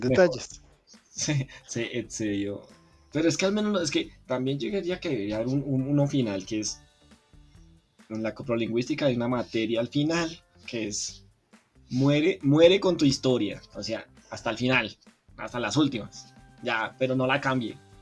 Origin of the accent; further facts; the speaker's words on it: Colombia; Yo soy de Colombia